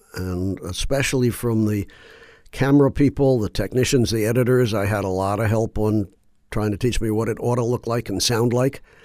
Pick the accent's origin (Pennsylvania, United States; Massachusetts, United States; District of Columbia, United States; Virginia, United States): District of Columbia, United States; Washington; moved away; also born or lived in Baltimore; I grew up in Washington, D C